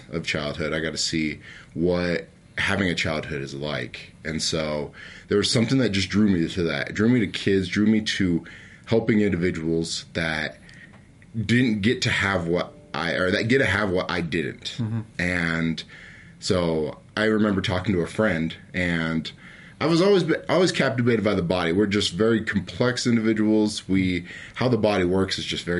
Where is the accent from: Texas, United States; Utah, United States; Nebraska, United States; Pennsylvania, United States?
Utah, United States; American Fork; also born or lived in Logan, Utah; I grew up in American Fork, Utah.